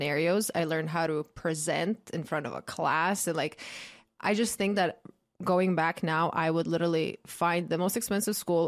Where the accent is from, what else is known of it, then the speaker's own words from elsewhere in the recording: Croatia; moved away; I grew up in Croatia